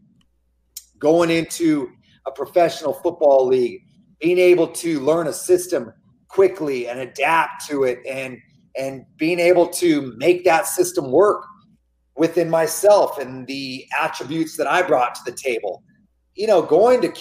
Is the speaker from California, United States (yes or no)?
yes; Gilroy, California, United States; my hometown of Gilroy